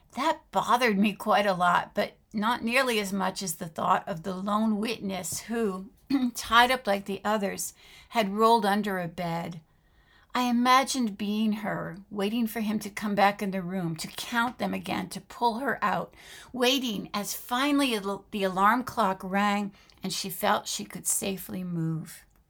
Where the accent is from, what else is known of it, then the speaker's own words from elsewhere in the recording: France; moved away; My mother was American, but my father was French, and I grew up living in France